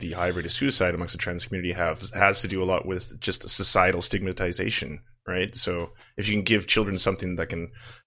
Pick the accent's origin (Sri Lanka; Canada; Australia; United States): Canada; as a Canadian